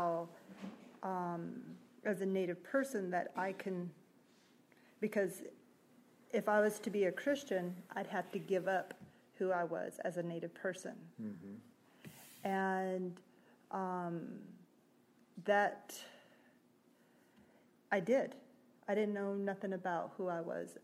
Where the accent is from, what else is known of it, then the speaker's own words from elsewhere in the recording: Wind River Indian Reservation, Wyoming, United States; I grew up in Wind River Indian Reservation, Wyoming